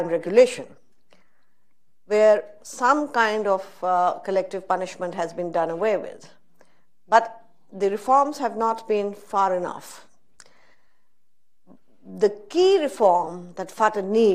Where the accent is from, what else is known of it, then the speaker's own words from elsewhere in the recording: Pakistan; I am a Pakistani